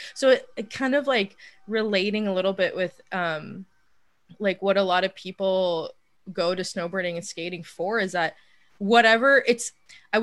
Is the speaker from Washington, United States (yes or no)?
yes; Mukilteo, Washington, United States; English is a second language; also born or lived in Portland; I grew up in this little town called Mukilteo, Washington